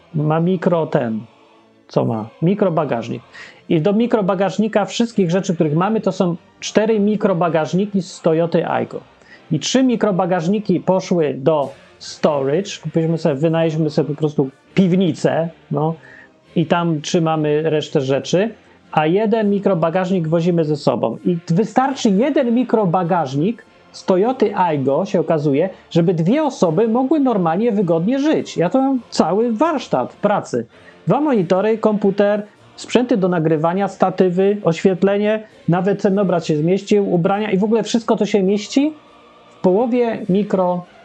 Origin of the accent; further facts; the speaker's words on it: Poland; Ja się urodziłem w kraju, którego w ogóle nie ma. Polska Rzeczpospolita Ludowa.